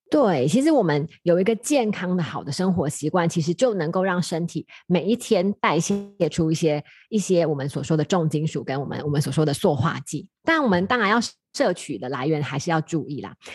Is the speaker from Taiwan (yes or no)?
yes; Taiwan; 我们台湾人